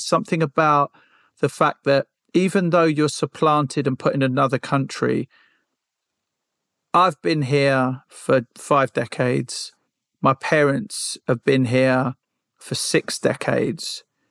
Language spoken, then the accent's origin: English; United Kingdom; no, I'm British Sri Lankan. That's what I am. So I could pick somewhere in the UK, but actually the place I want to spend more of my time in as I get older is a house that we have in Sri Lanka.